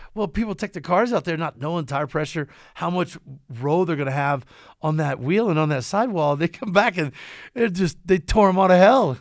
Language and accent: English; Kentucky, United States; I'm from Kentucky, so a little bit of the South involved